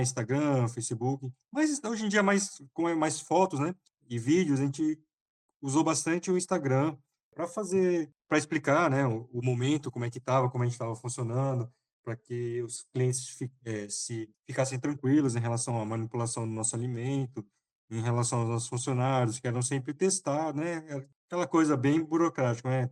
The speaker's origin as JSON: {"language": "Portuguese", "country": "Brazil", "also_born_or_lived": "São Paulo / Taiwan", "lives_now": "Fortaleza, Brazil", "said": "eu sou brasileiro"}